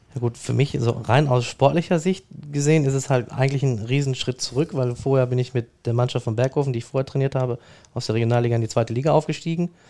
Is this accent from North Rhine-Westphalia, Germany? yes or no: yes; Dortmund, North Rhine-Westphalia, Germany; ich bin in Dortmund geboren, in Brakel im Knappschaftskrankenhaus